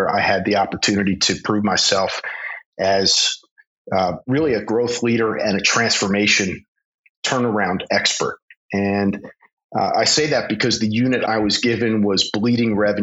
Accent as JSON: {"language": "English", "town": "Philadelphia", "region": "Pennsylvania", "country": "United States", "tie": "born or raised there", "also_born_or_lived": "Poland / Russia", "said": "I was born in Philadelphia, Pennsylvania, and I was fortunate growing up. I spent about a third to almost a half of my childhood, not just in the United States, but in Poland and in Russia"}